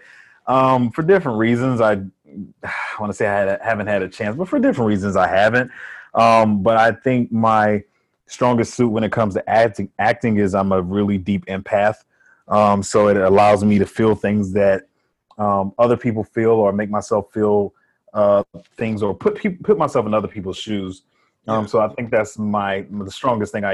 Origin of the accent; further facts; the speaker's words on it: Columbus, Georgia, United States; also born or lived in Miami, Florida; now in Atlanta, United States; I was born in Miami, Florida. My father passed away when I was a baby, and my mother moved to Georgia. And I'd spent most of my life here. I was in Columbus, Georgia for a while, and then I moved to Atlanta